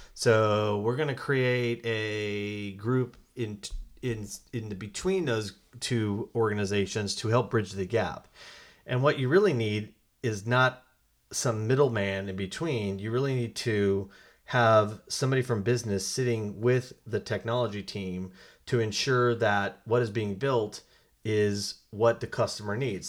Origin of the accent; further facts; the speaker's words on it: Colorado, United States; moved away; I'm from Colorado originally